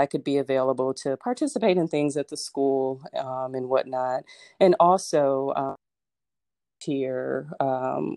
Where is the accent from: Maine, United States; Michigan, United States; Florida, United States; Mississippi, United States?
Michigan, United States; Flint; moved away as an adult; also born or lived in Cincinnati, Ohio; now in Atlanta, United States; I grew up in Flint, Michigan, and I went to University of Michigan for college and med school